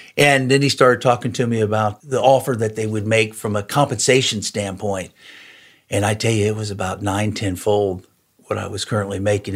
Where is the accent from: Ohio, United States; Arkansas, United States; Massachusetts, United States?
Ohio, United States; Cincinnati; also born or lived in Morrow, Ohio; Grew up in Cincinnati. That's where my wife and I both grew up